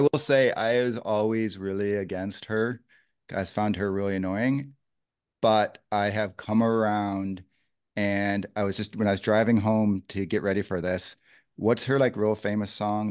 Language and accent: English; Canada; we are all Canadian.